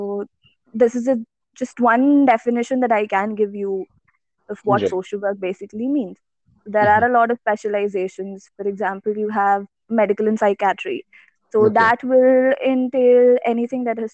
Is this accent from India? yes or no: yes; Ghaziabad, Uttar Pradesh, India; moved away as an adult; also born or lived in Kerala; now in Chennai, India; So my native is Kerala and I've been born and brought up in Ghaziabad, like all my life.